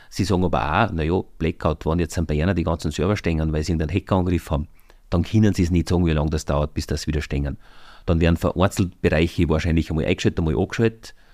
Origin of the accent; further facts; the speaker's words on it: Austria; Ich kann als Österreicher mir selber den Stromanbieter aussuchen, aber ich kann keinen Deutschen nehmen.